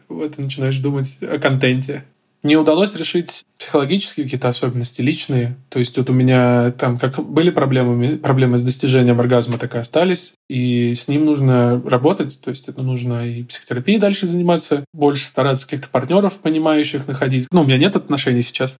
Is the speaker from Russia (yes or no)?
yes; Volzhsky, Volgograd Oblast, Russia; я вот из Волгоградской области, из Волжского